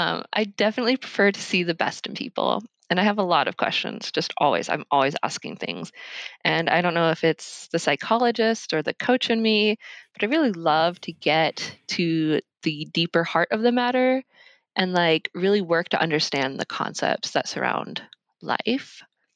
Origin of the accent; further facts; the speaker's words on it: Washington, United States; also born or lived in Alaska; I kind of grew up everywhere in the Pacific Northwest, but I was raised in Alaska for a bit, and then Central Washington. And then after high school in 2013, I made my way to Tacoma